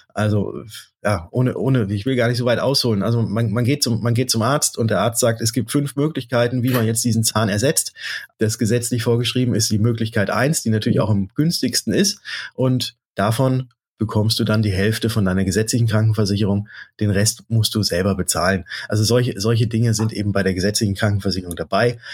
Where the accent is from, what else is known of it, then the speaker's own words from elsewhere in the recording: Germany; bei uns in Deutschland hier